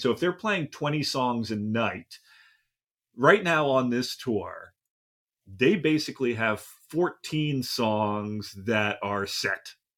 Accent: Pennsylvania, United States; moved away; I'm also from Pennsylvania originally

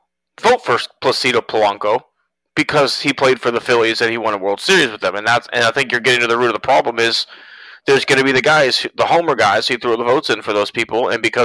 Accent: Houston, Texas, United States; we're from Houston

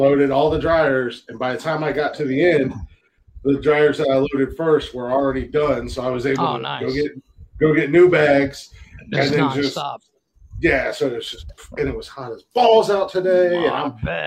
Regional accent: United States; I'm American

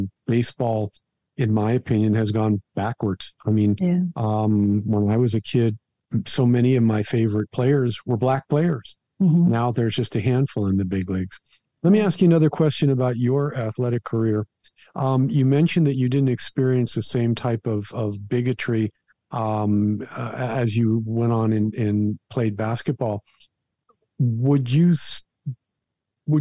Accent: Florida, United States; down here where I grew up in Florida.

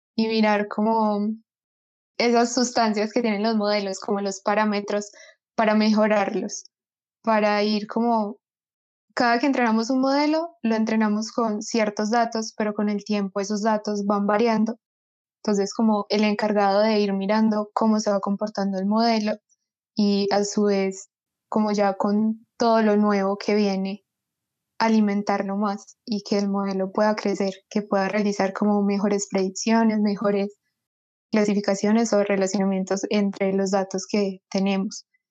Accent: Medellín, Antioquia, Colombia; soy de Medellín

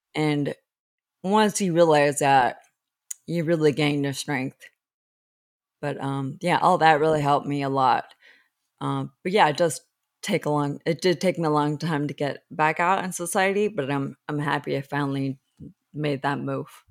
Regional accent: Los Angeles, California, United States; I was raised in Los Angeles

